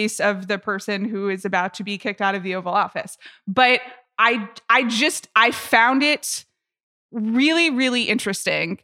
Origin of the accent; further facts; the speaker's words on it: Atlanta, Georgia, United States; I grew up in Atlanta, Georgia